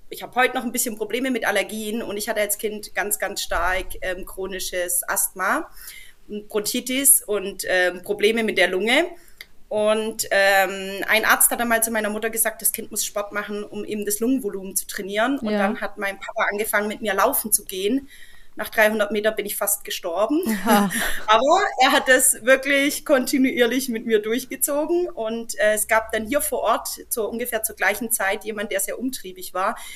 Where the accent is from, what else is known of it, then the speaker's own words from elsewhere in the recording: Heilbronn, Baden-Württemberg, Germany; accent: Swabian; Ansonsten äh, hört man es vielleicht am Dialekt. Ich komme aus Baden-Württemberg, äh, im schwäbischen Raum, Großraum Heilbronn.